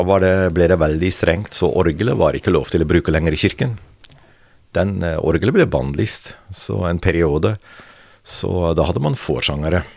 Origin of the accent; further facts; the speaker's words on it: near Rotterdam, South Holland, Netherlands; Norwegian is a second language; now in Norway; jeg ble født. Eh, Sør-Holland, ikke så langt fra Rotterdam.